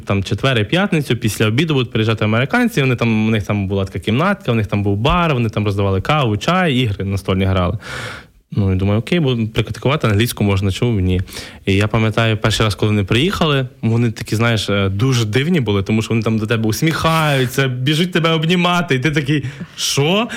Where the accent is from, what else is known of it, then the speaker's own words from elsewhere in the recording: Lviv Oblast, Ukraine; moved away as an adult; also born or lived in Kyiv, Ukraine; Я, я сам з Львівщини е, переїхав в Київ навчатися в 2009 році. Е, такий з маленького села, затурканий хлопчик